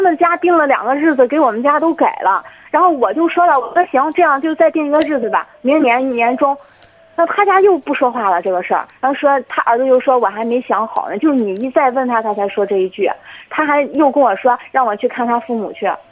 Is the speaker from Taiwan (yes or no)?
no; Jinan, Shandong, China; 我们都是济南本地的